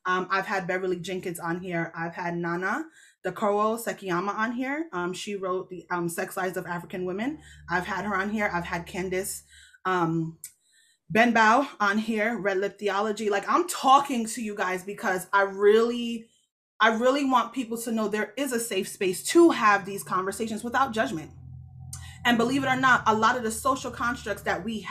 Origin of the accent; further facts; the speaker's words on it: Jamaica; I'm Jamaican. So the church I go to is Jamaican